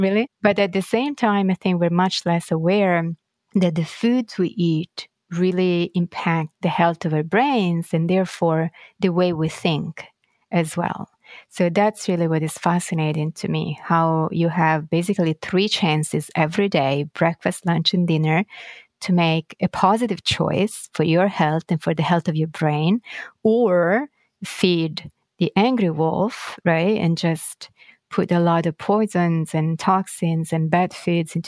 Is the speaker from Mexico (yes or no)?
no; Florence, Tuscany, Italy; now in New York, United States; I was born and raised in Florence in Italy